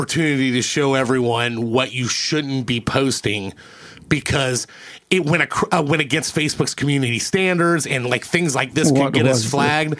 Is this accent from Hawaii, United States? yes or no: no; Ohio, United States